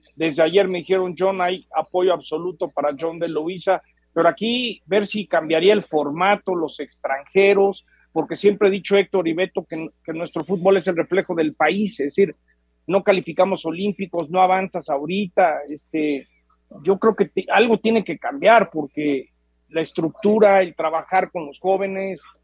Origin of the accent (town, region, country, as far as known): Mexico